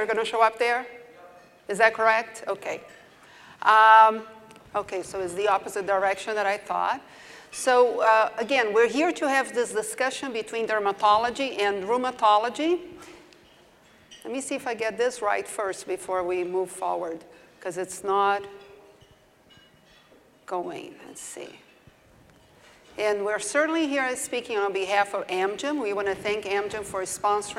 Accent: Brazil; accent: southern; moved away as an adult; also born or lived in Durham, North Carolina, United States / Tampa, Florida, United States; now in Las Vegas, United States; I did my training in Brazil originally, so that's why you hear my southern accent

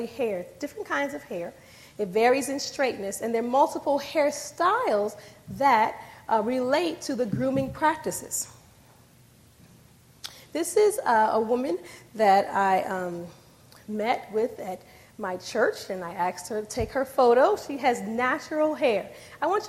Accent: D.C. area, Maryland, United States; I'm from the Maryland, D.C. era

